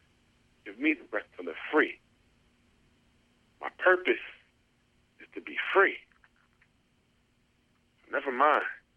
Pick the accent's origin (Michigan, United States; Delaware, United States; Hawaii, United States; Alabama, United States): Michigan, United States; Detroit; moved away as an adult; also born or lived in Bowling Green, Ohio / Minneapolis, Minnesota / Iowa City, Iowa / Ames, Iowa; I'm originally from Detroit, Michigan, and I went to Bowling Green State University in Ohio